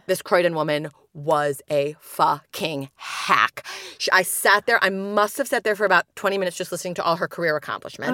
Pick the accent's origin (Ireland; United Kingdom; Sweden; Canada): United Kingdom; now in Chicago, United States; my hometown